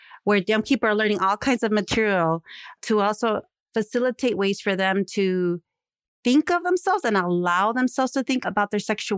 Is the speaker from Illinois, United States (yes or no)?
yes; Chicago, Illinois, United States; I am the daughter of Mexican immigrants, but I was born and raised in Chicago. I grew up in the Westtown neighborhood